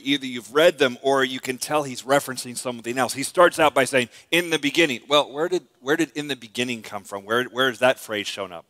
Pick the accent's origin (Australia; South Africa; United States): United States; I was born in America